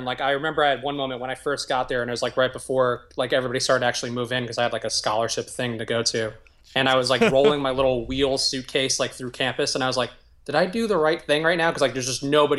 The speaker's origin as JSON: {"language": "English", "town": "New York City", "region": "New York", "country": "United States", "tie": "born or raised there", "said": "Yeah, I grew up in the South Bronx. We were like the last white family in the neighborhood"}